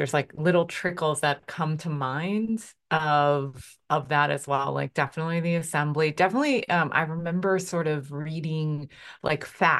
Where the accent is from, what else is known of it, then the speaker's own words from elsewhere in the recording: Philadelphia, Pennsylvania, United States; And maybe because I grew up in Philly, in Philadelphia